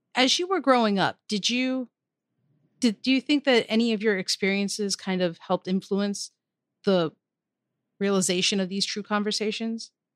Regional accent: Maryland, United States; my home state of Maryland

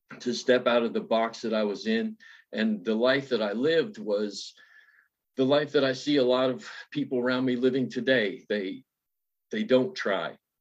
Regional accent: West Virginia, United States; I was born in West Virginia, born into poverty and not really, you know, abject poverty, but more like Appalachian poverty, like hillbillies, and raised by my grandmother.

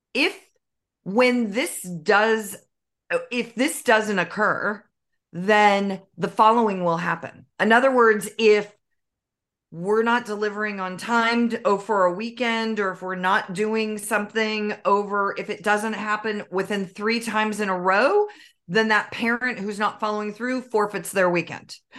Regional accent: Northern California, United States; I was raised in Northern California

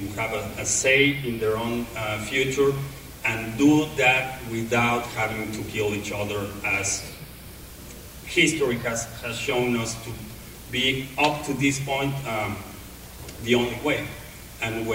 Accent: Mexico; I grew up in Mexico

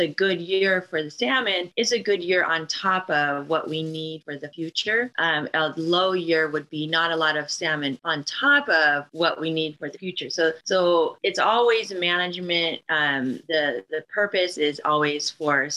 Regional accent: Seattle, Washington, United States; we're from the Seattle area or Northwest

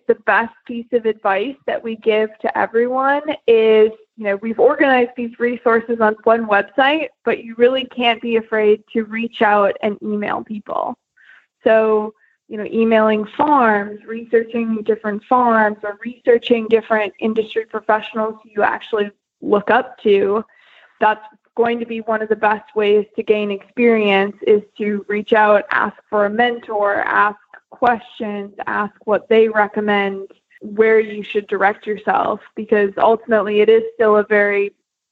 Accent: North Dakota, United States; I'm from North Dakota originally

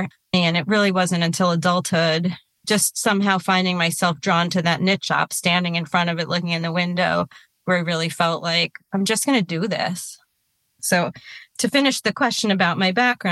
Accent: New York, United States; I grew up in New York

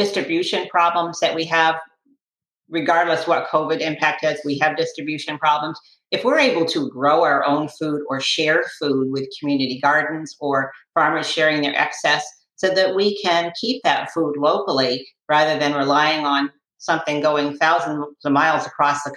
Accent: Western Massachusetts, United States; now in Sarasota, United States; I grew up in Western Massachusetts

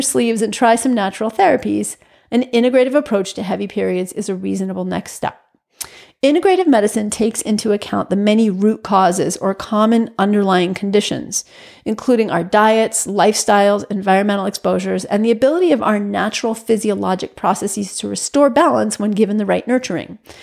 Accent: New York, United States; moved away as an adult; also born or lived in Massachusetts; I'm a New Yorker through and through. I grew up in a housing project with street games.

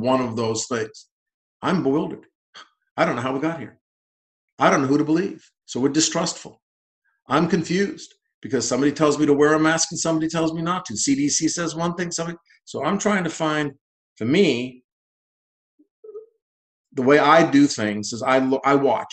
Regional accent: New England, United States; moved away as an adult; also born or lived in Boston; now in West Virginia, United States; I'm from New England originally

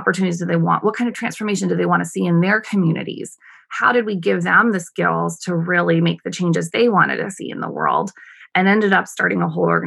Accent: United States; moved away as an adult; also born or lived in Sri Lanka; as an American woman

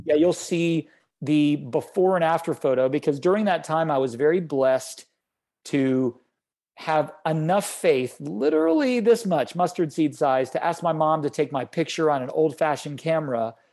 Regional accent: Florida, United States; I grew up in Florida

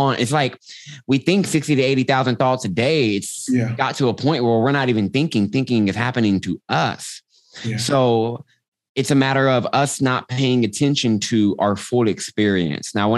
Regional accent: Austin, Texas, United States; I'm from Austin, Texas, born and raised

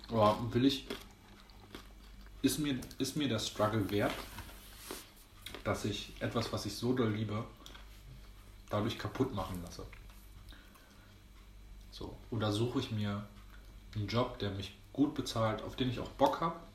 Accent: Greece; Ist ja auch irgendwie ein Römer, ich bin Grieche, aber ist auch egal.

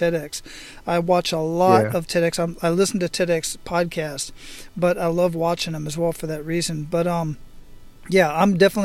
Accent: Phoenix, Arizona, United States; now in Hawaii, United States; I was born and raised in Phoenix, Arizona. I live out here in Hawaii

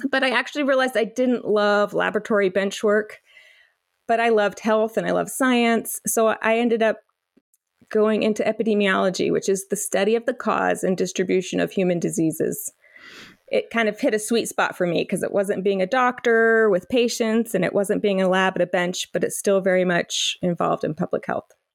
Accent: North Carolina, United States; I grew up mostly in North Carolina

